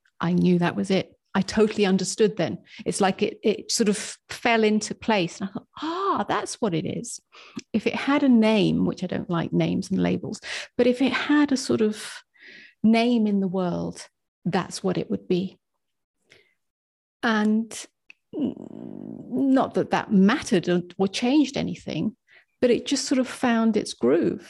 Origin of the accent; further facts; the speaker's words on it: England, United Kingdom; moved away as an adult; now in United States; I was brought up as English